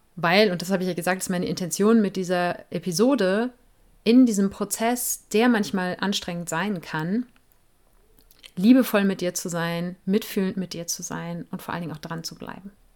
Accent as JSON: {"language": "German", "town": "Cologne", "region": "North Rhine-Westphalia", "country": "Germany", "said": "Ich komme ja aus Köln"}